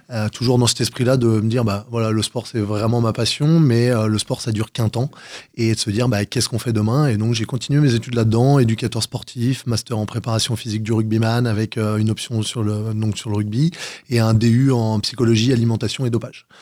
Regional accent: Val-d'Oise, Paris region, Île-de-France, France; also born or lived in Gennevilliers / Cantal; now in Versailles, France; je suis revenu sur la région parisienne à l'âge de 6 ans. Et j'ai grandi dans le 95.

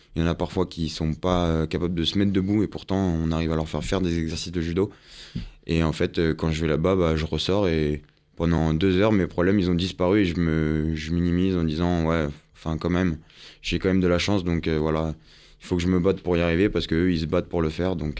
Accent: Yvelines, Île-de-France, France; now in Paris, France; moi j'étais des Yvelines

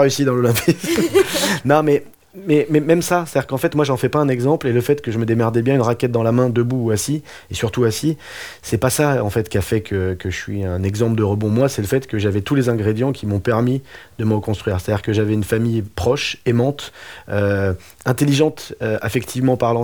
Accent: France; moi je suis français

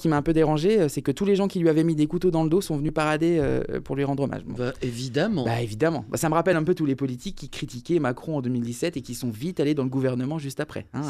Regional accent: Lorraine, Grand Est, France; je viens de Lorraine

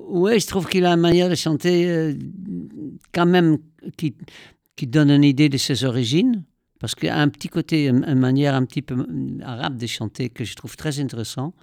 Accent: Netherlands; moved away; j'ai grandi aux Pays-Bas

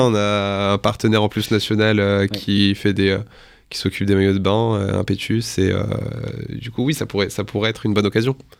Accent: northern France, France; moved away as an adult; now in Paris, France; je suis originaire du nord de la France

